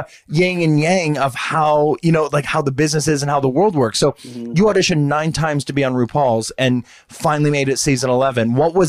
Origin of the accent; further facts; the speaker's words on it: Ohio, United States; you're from Ohio. I'm from Ohio.